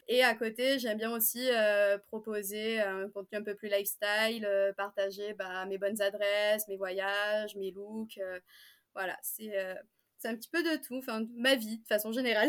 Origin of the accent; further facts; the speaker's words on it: Marseille, Provence-Alpes-Côte d'Azur, France; je viens de Marseille